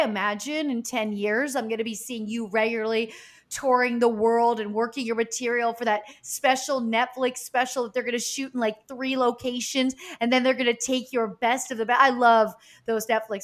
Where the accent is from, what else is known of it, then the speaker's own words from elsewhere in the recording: Easton, Pennsylvania, United States; moved away; I'm from Easton, Pennsylvania